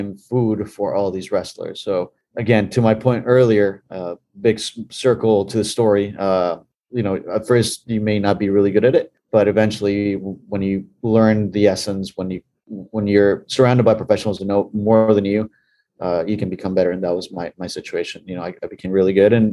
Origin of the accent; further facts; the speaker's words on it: Bolivia; moved away; Growing up in Bolivia, in South America